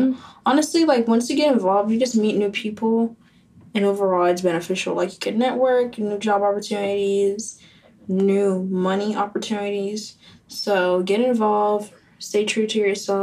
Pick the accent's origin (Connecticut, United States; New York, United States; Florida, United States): Florida, United States; Boca Raton; English is a second language; FAU was my safety school because I'm actually from Boca. So I actually wanted to leave Boca and go to a different area